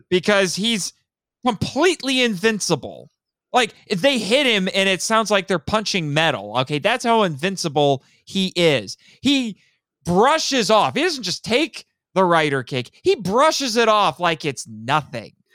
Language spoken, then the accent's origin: English; Indiana, United States; I'm from Indiana